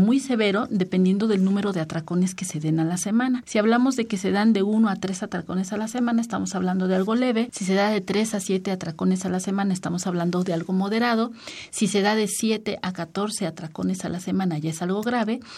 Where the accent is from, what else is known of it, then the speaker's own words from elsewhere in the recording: Mexico; como mexicano tiene pretextos para festejar